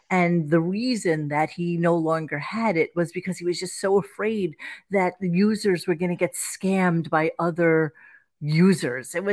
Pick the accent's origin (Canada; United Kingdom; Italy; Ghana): Canada; I was like, Dad, we're fucking Canadian.